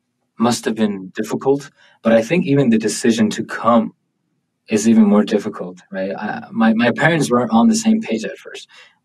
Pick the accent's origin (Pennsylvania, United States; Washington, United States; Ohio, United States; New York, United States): New York, United States; Buffalo; born or raised there; also born or lived in Thailand; now in Provo, United States